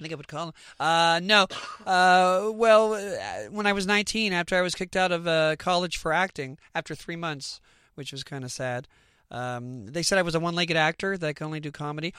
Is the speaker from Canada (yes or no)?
yes; Canada; we're Canadian